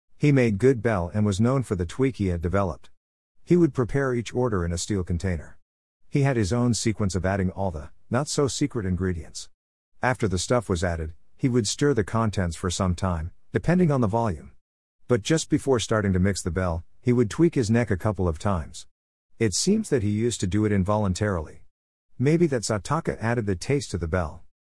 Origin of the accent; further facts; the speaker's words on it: Mumbai, Maharashtra, India; also born or lived in Pune; my childhood times while I lived in Bombay